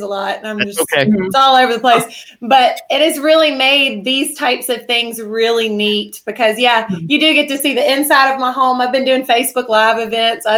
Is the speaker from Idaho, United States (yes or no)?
no; South Mississippi, United States; now in Covington, Louisiana, United States; I grew up in South Mississippi